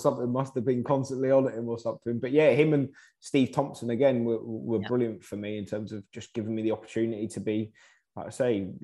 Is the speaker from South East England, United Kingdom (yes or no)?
no; Cornwall, South West England, United Kingdom; moved away; also born or lived in Henstridge, Somerset; growing up in Cornwall, I was more rugby and cricket